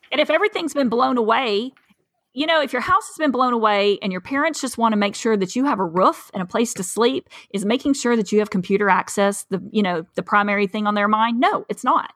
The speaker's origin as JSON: {"language": "English", "region": "East Tennessee", "country": "United States", "moved": "as an adult", "lives_now": "South Texas, United States", "said": "I'm from East Tennessee, um, I, actually, I'm in a county that, w, in a, from a county that borders Alabama and Georgia"}